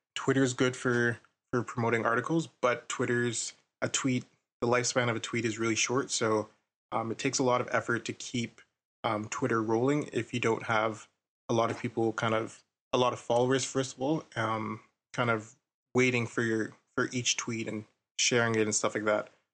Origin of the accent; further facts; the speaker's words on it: Ottawa, Ontario, Canada; I'm from Ottawa as well